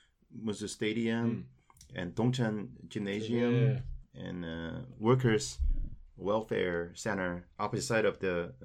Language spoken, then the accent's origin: English; Daegu, South Korea; English is a second language; I graduated my college landscape architecture department, and in 1989, and I came from Daegu City.